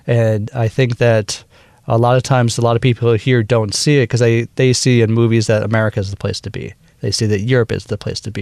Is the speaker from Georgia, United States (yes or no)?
no; Wisconsin, United States; accent: Minnesota; also born or lived in Minnesota; now in Taipei, Taiwan; I'm originally from Wisconsin in the USA, mm-hmm. um, and uh, I've I basically my roots are in Wisconsin, Minnesota. Uh, I actually went into my Minnesota accent real quick.